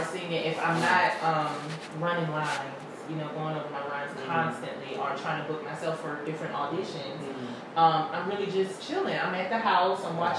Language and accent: English; Pittsburgh, Pennsylvania, United States; also born or lived in Charleston, South Carolina / Cairo, Georgia; I'm from Pittsburgh, PA.